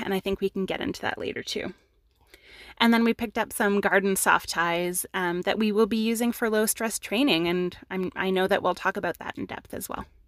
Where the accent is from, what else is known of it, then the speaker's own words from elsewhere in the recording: Canada; we're Canadian